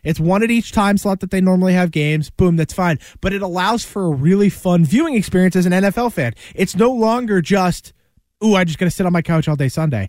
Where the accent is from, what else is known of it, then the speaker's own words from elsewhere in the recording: Canada; I'm super Canadian. So, of course, like I, you know, love hockey.